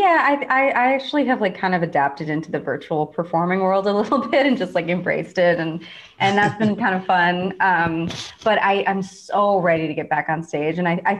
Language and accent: English; Midwest, United States; kind of growing up in the Midwest, like I definitely had like a people pleasing part of myself